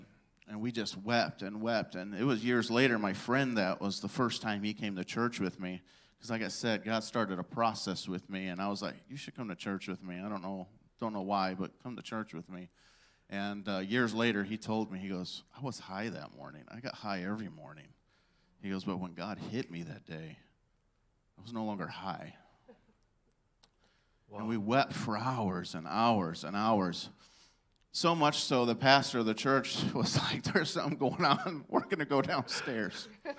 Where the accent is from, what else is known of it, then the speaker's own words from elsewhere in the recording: Rockford, Illinois, United States; I grew up in Illinois, Rockford, Illinois, and I was on the south side of Rockford.